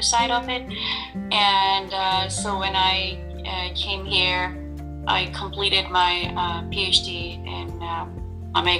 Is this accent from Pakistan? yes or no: yes; Pakistan; moved away as an adult; I grew up in Pakistan mostly